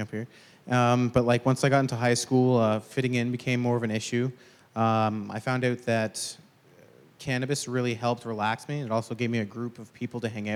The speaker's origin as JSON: {"language": "English", "town": "Brampton", "region": "Ontario", "country": "Canada", "said": "I'm originally from Brampton, Ontario"}